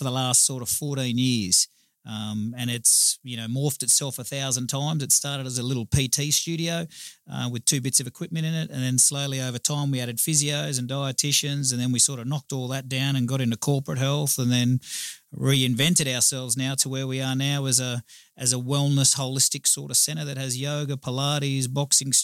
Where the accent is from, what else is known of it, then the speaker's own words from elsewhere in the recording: Gold Coast, Queensland, Australia; I'm born and bred on the Gold Coast. I've been here my whole life